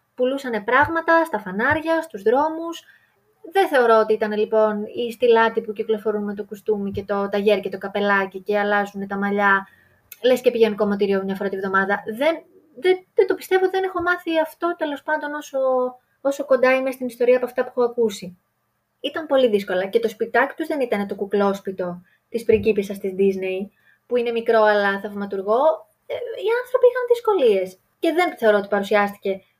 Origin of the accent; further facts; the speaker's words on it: Greece; να είμαστε Έλληνες